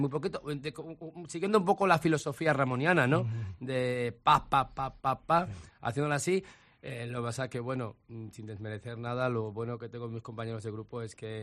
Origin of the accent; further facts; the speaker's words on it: Madrid, Community of Madrid, Spain; also born or lived in Vicálvaro, Madrid; el colegio donde yo iba, en Canillejas, en, Canillejas y San Blas